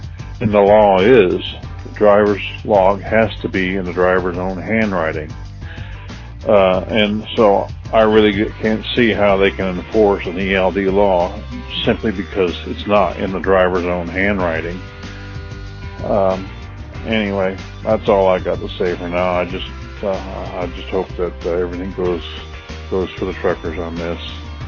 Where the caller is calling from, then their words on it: Lamar, Missouri, United States; I'm calling from Lamar, Missouri. I've been a truck driver for 45 years